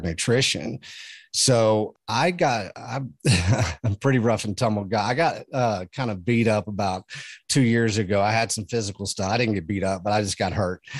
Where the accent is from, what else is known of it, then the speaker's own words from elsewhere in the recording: Texas, United States; I come from Texas.